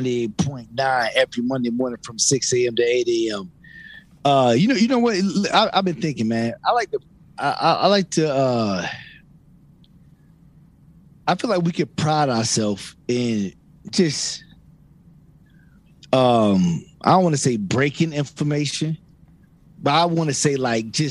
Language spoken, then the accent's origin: English; Virginia, United States; I'm from Virginia